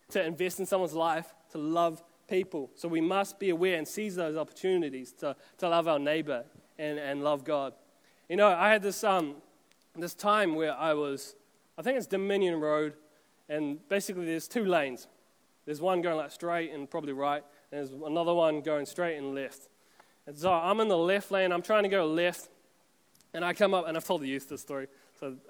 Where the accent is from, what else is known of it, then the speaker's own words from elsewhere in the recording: Auckland, New Zealand; we're all from Auckland anyway